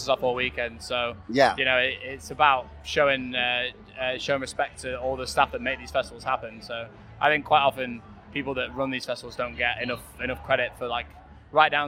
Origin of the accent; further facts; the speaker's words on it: United Kingdom; We're very privileged as a British band